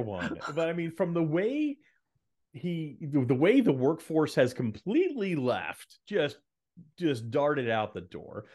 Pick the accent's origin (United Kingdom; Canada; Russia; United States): United States; Dallas, Texas; I grew up in Dallas